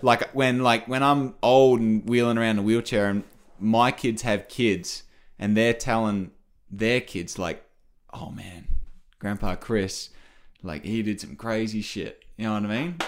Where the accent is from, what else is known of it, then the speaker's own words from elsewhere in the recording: Australia; moved away; I come from Australia